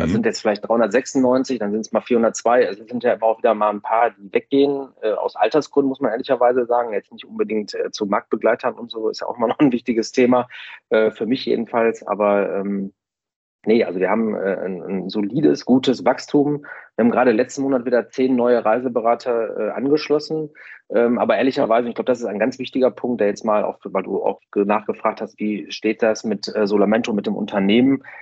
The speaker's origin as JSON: {"language": "German", "town": "Essen", "region": "North Rhine-Westphalia", "country": "Germany", "said": "ich komme ja jetzt hier aus dem Ruhrgebiet in Essen"}